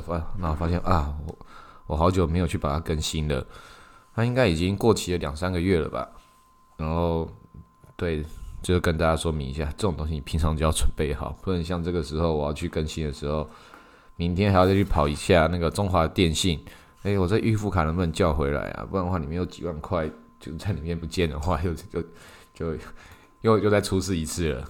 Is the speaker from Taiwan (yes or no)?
yes; Taiwan; 以我们台湾来讲，以我们台湾人来讲